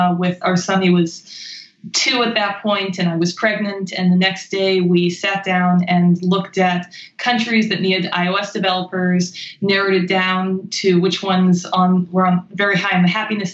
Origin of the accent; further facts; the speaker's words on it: Maine, United States; moved away as an adult; also born or lived in Pennsylvania / China / Japan / New York; I grew up in Maine